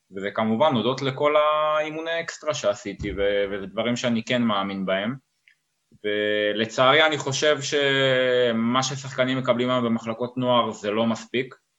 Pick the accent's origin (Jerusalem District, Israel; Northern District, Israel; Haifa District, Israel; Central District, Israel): Central District, Israel; Rishon LeZion; born or raised there; moved away as an adult; now in Portugal